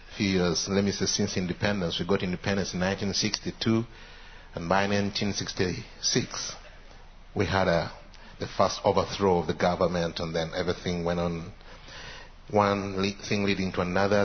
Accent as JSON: {"language": "English", "country": "Uganda", "said": "I come from Uganda"}